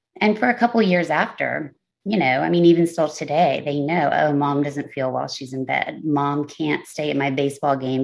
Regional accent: Texas, United States; moved away as an adult; also born or lived in Los Angeles, California; I am 43 years old and live in Texas

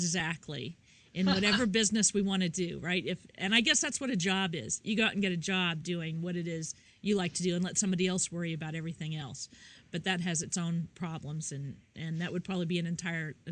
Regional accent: Midwest, United States; now in New York, United States; I'm from the Midwest and I live in New York

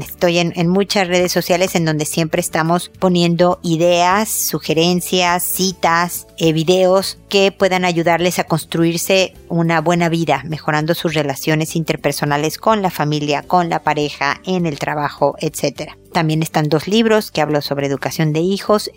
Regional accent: Mexico; moved away as an adult; also born or lived in United States; now in Chile; yo soy mexicana y obviamente viví gran parte de mi vida en México

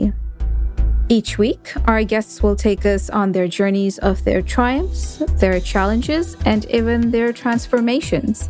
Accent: Nairobi, Kenya; moved away as an adult; now in United States; I left my hometown in Nairobi in Kenya and came to the US

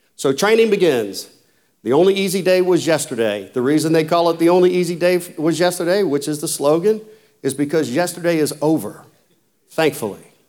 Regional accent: Folsom, Louisiana, United States; I was born in Folsom, Louisiana, which is a really small little rural area of South Louisiana, about forty miles north of New Orleans

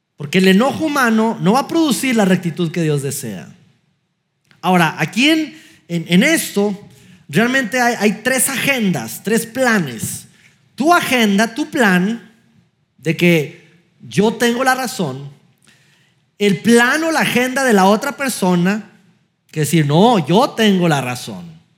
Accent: Durango, Mexico; moved away; estábamos en, mi ciudad natal, Durango, eh, fuimos a visitar a mis papás de Navidad

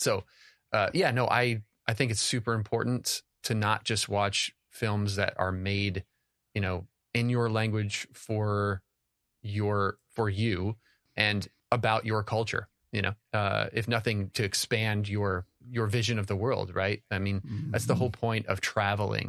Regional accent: United States; as an American

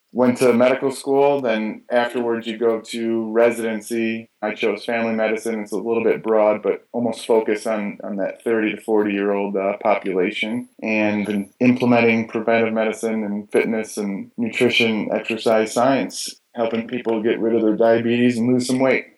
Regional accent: Michigan, United States; I grew up in Michigan in the States

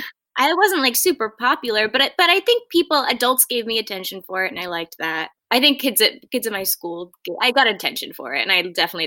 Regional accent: Martha's Vineyard, Massachusetts, United States; I'm from Massachusetts, from Martha's Vineyard, Massachusetts. It's where I am right now. I grew up here on Martha's Vineyard.

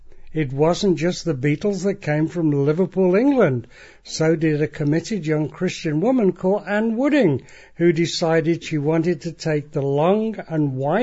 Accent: Nigeria; born there; Most of you now know that I was born in Nigeria

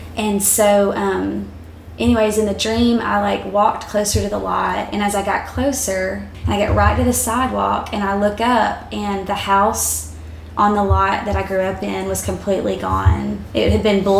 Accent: South Arkansas, United States; moved away; I was actually back in my hometown. So it was the home I grew up in South Arkansas

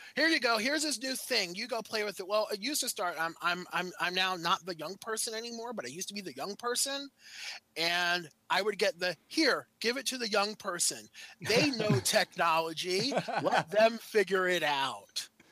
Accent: New York, United States; moved away as an adult; now in Maryland, United States; I'm originally from New York

